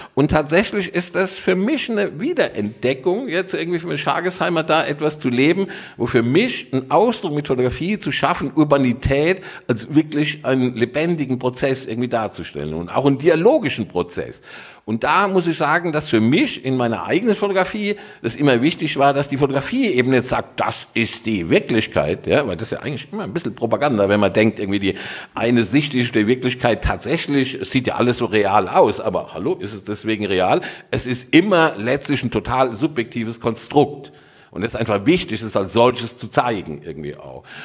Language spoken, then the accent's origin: German; Rhineland-Palatinate, Germany; also born or lived in Dortmund; now in Cologne, Germany; ich bin Pfälzer, ja, also und äh, aber tatsächlich Wahlkölner